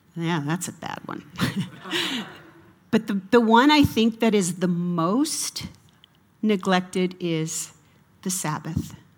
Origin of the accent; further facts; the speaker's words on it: United States; I'm an American